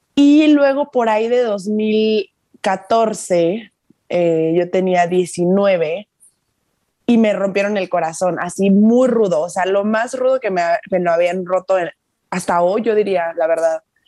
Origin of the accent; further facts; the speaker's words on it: Chiapas, Mexico; moved away as an adult; also born or lived in Monterrey; yo me fui de Chiapas cuando tenía 17 porque me fui a estudiar la universidad, me fui a Monterrey